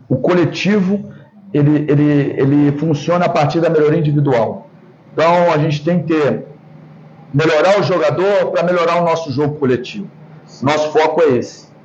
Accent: Belo Horizonte, Minas Gerais, Brazil; moved away as an adult; now in São Paulo, Brazil; eu sou natural de Belo Horizonte, moro em São Paulo.

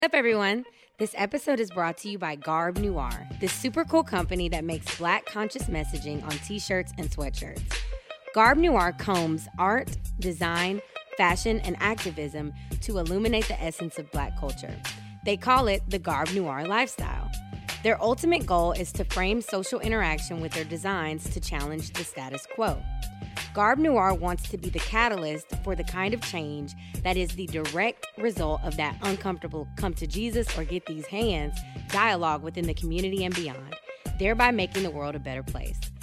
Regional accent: South Georgia, United States; also born or lived in Great Britain; I'm from South Georgia

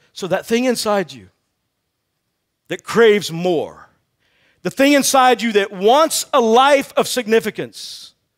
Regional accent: Texas, United States; I grew up in Texas

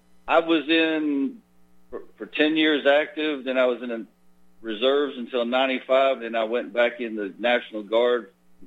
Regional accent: Florida, United States; moved away as an adult; now in Texas, United States; Well, I'm from Florida. I just live in Texas.

